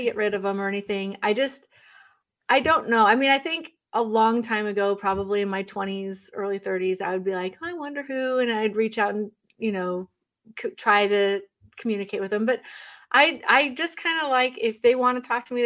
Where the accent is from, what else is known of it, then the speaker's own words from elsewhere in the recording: Oregon, United States; now in Northeast, United States; I grew up in Oregon